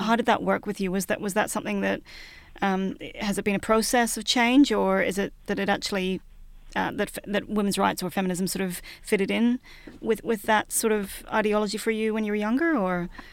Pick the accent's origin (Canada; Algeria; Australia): Australia; a young person growing up in Australia